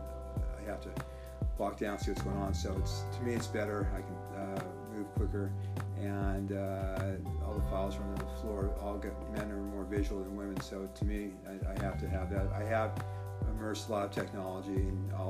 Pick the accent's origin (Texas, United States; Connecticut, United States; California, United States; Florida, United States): California, United States; Beverly Hills; I grew up in Beverly Hills, and I've lived pretty much my whole life in the Beverly Hills